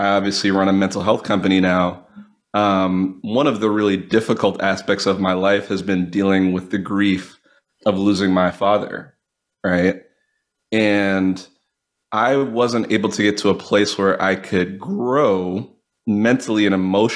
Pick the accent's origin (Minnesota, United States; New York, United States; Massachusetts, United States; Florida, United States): Massachusetts, United States; Swampscott; also born or lived in Brookline, Massachusetts; I grew up outside of Boston in originally a small town called Brookline, and then from there, a small town called Swampscott